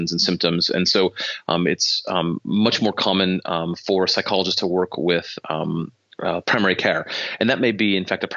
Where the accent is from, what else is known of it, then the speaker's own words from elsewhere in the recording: Michigan, United States; I'm from Michigan, so I'm licensed in Michigan